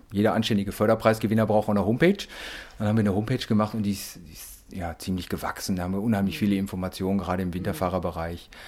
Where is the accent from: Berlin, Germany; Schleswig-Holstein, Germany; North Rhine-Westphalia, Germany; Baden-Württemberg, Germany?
North Rhine-Westphalia, Germany; weil wir sind ja alle auf Kohle geboren hier aus dem Ruhrpott